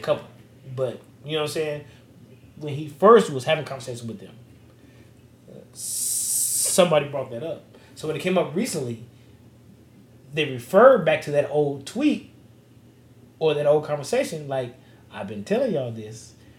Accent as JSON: {"language": "English", "town": "Las Vegas", "region": "Nevada", "country": "United States", "said": "I'm from Vegas"}